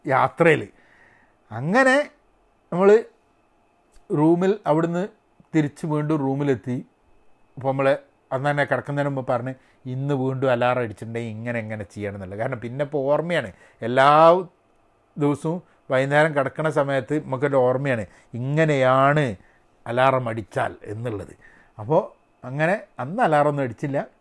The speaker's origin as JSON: {"language": "Malayalam", "country": "India", "said": "ഞാൻ പക്ഷേ ഇന്ത്യക്കാരനാണ്"}